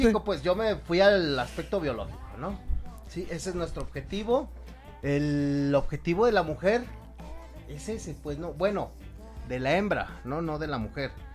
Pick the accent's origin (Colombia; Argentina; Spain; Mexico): Mexico; yo soy mexicano